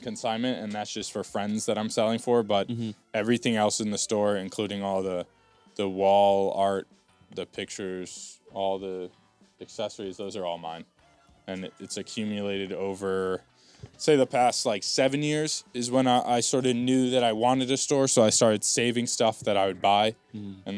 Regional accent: West Orange, New Jersey, United States; I'm from West Orange, which is right next door to Montclair

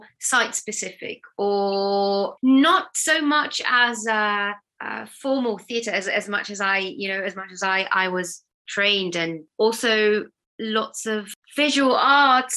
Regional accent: near Tel Aviv, Tel Aviv District, Israel; moved away as an adult; also born or lived in Battersea, London; now in London, United Kingdom; I'm originally from Tel Aviv, or from a town next to Tel Aviv in Israel. That's where I grew up.

